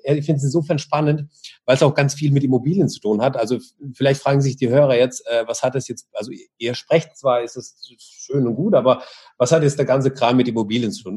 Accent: Russia; now in Germany; ich bin ja ähm, gebürtig aus Russland

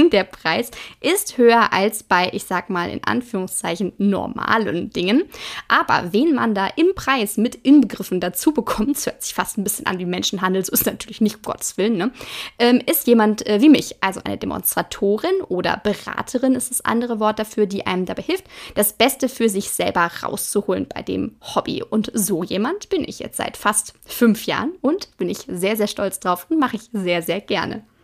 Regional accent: Hagen, North Rhine-Westphalia, Germany; 29 Jahre bin ich alt, ich komme aus Hagen und das bringt mich in die sehr, sehr glückliche Situation, dass ich sowohl bei Ruhrgebiet als auch bei Sauerland auf Partys laut mitgrölen darf.

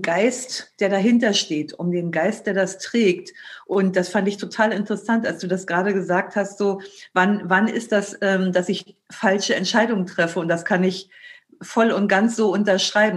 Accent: Germany; als Deutscher

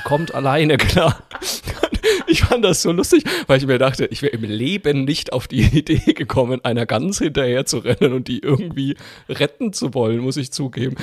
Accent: Franconia, Bavaria, Germany; ich bin Franke

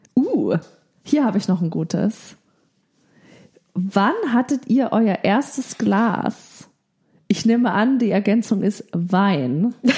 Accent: Bavaria, Germany; Also ich komme ja aus Bayern

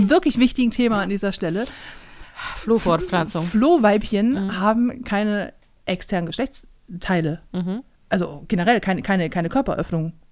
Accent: Northern Germany, Germany; Wir sind Norddeutsche

